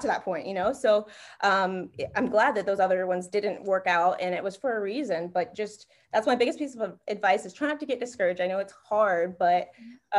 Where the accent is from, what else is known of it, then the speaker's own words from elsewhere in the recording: North Carolina, United States; moved away as an adult; also born or lived in Ohio; now in Miami, United States; back at home, I'm from North Carolina